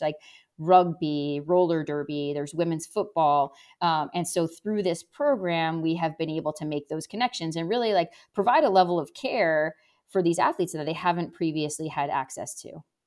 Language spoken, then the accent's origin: English; New London, New Hampshire, United States; also born or lived in Nashua, New Hampshire / Rochester, New York; I grew up in New Hampshire. I was actually born in southern New Hampshire in a town called Nashua, which is pretty close to Massachusetts. But really, I grew up in New London, New Hampshire, which is in the center of the state